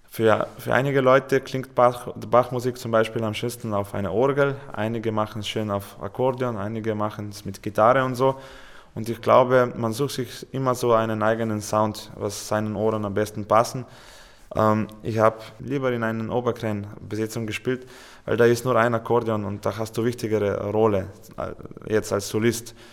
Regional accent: Slovenia; German is a second language; Und wir haben ein Konzert in Ljubljana gespielt, bei uns in Hauptstadt, mit Fernsehübertragung.

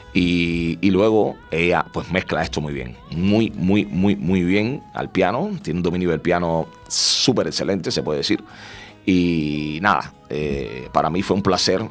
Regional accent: Cuba; el cubano que soy

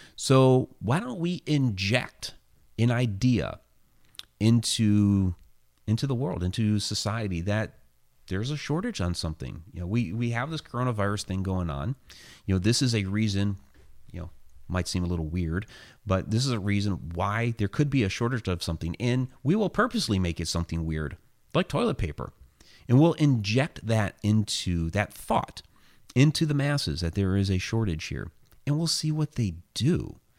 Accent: Ohio, United States; moved away; That's my home state

